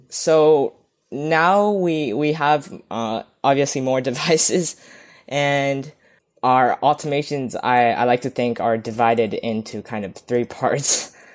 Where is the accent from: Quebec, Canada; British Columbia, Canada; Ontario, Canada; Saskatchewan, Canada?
British Columbia, Canada; Vancouver; I'm from Vancouver, beautiful British Columbia, Canada